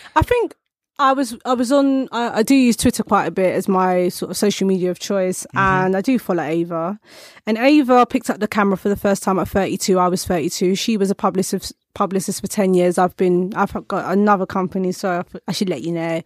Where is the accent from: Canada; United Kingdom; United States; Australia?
United Kingdom; born or raised there